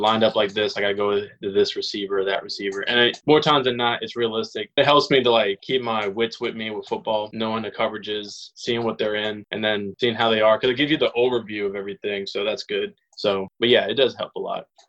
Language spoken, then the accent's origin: English; Los Angeles, California, Louisiana, United States; I was born in Los Angeles, California. I moved to Louisiana. I'm in New Orleans right now. Moved to Louisiana when I was 10